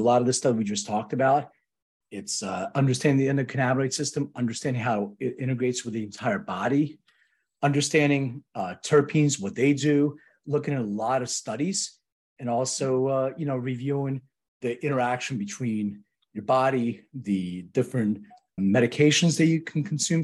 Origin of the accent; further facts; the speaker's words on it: Philadelphia, Pennsylvania, United States; now in Los Angeles, United States; I'm from Philadelphia